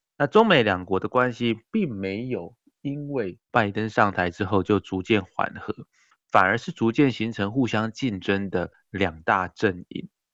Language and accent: Chinese; Taiwan; 自己本身是身为台湾人